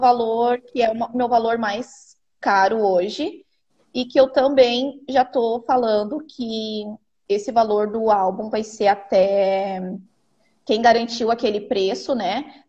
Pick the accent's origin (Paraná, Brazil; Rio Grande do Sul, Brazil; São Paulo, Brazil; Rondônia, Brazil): Rio Grande do Sul, Brazil; Santo Antônio da Patrulha; sou do Rio Grande do Sul, uma cidade a uma hora de Porto Alegre. O nome de Santo Antônio da Patrulha.